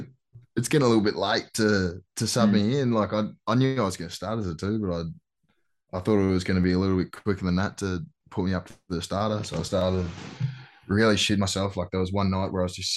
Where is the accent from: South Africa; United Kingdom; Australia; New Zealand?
Australia; moved away as an adult; now in United States; I'm Australian